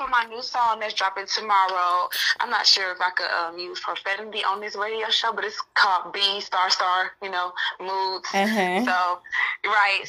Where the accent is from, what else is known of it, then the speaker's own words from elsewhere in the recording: Atlanta, Georgia, United States; I'm from Atlanta, Georgia, born and raised outside College Park